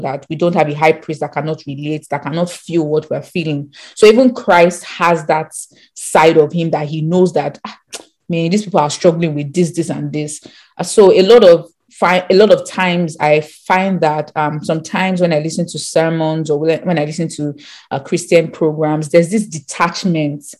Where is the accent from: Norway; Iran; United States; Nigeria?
Nigeria; we grew up in Nigeria